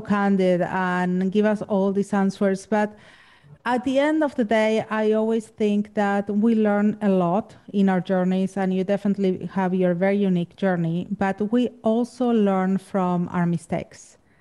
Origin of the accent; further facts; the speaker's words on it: Argentina; English is a second language; now in Los Angeles, United States; I'm from Argentina